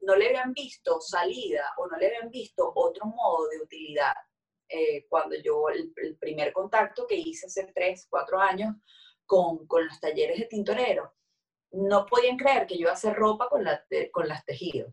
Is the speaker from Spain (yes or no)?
no; Venezuela; nosotros como, como, como venezolanos